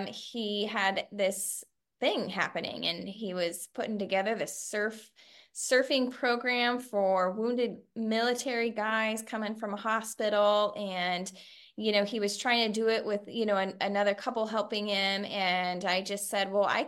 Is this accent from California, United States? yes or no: yes; Central Coast, California, United States; I was raised here in the Central Coast by my mother